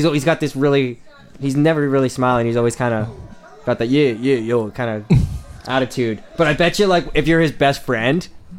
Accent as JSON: {"language": "English", "country": "Canada", "said": "I'm a Canadian boy. Can't do the Australian accent."}